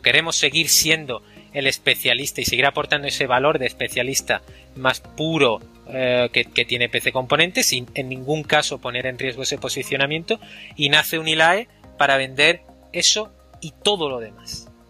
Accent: Málaga, Andalusia, Spain; moved away as an adult; also born or lived in Grenoble, France; Soy malagueño

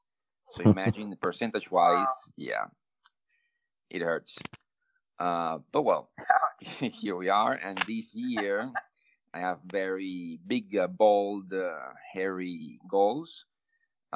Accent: Venezuela; English is a second language; I'm from Venezuela

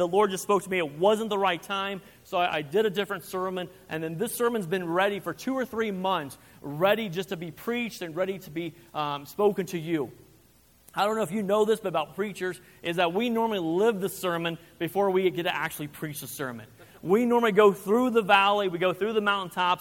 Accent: Kansas, United States; now in Rock Springs, United States; I'm from Kansas

